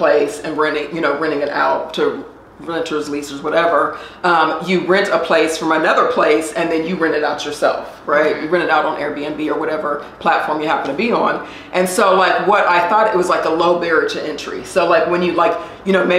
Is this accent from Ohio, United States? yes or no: yes; Columbus, Ohio, United States; moved away as an adult; now in Atlanta, United States; I am originally from Columbus, Ohio